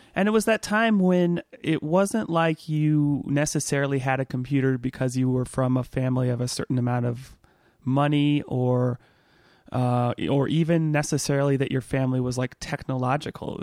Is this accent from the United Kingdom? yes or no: no; Southern California, United States; I actually moved when I was a kid about the same age you were, seven, between seven and eight, uh, from Northern California to sort of ci-, not central, but, uh, you know, further down south in California